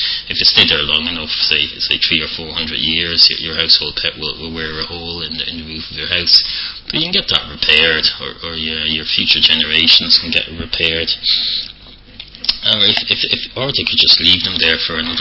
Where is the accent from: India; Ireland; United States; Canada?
Ireland; accent: Irish; my Irish accent